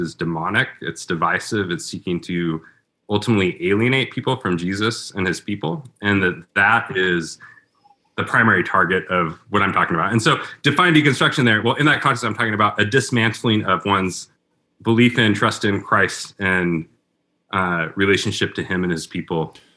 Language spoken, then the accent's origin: English; Portland, United States; my hometown of Portland